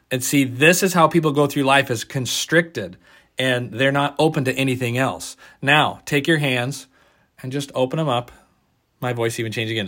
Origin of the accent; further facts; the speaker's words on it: Oregon, United States; we're from Oregon